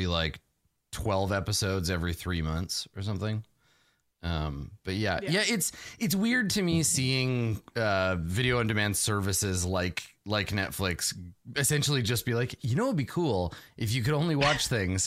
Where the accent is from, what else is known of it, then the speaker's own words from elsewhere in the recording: Canada; I'm from Canada